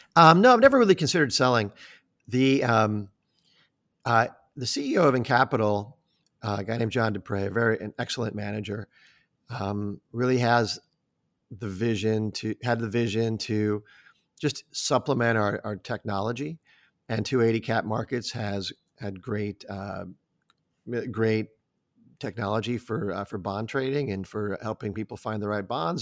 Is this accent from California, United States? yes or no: no; Omaha, Nebraska, United States; moved away as an adult; now in Chicago, United States; I grew up in Omaha